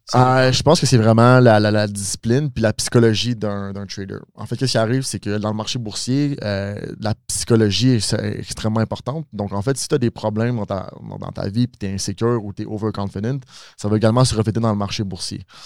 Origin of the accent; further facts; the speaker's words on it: Mascouche, Quebec, Canada; je viens de Mascouche